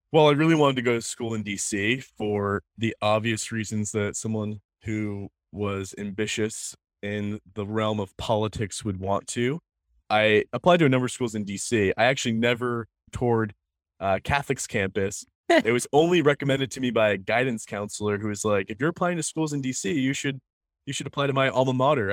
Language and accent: English; Biddeford, Maine, United States; also born or lived in Saco, Maine; I grew up in Saco and then moved to Biddeford in, in seventh grade. My, I was born in Biddeford at the hospital here.